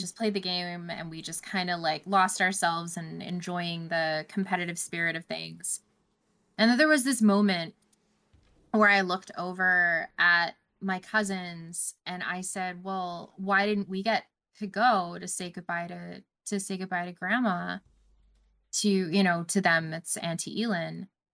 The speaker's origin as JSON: {"language": "English", "country": "Canada", "said": "I don't traditionally celebrate as a Canadian"}